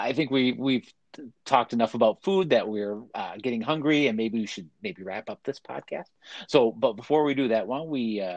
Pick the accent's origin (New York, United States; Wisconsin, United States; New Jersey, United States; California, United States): Wisconsin, United States; as a Wisconsinite, and cranberries is the number one. We're number one in the nation for cranberry production. I cannot say cranberries out of love for my home state